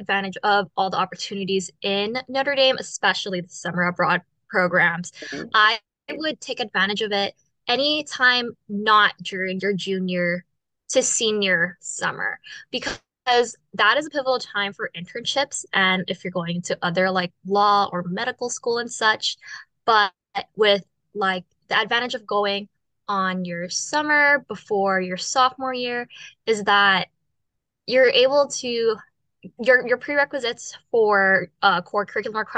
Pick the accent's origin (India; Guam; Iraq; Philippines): Guam; moved away; I'm originally from Guam.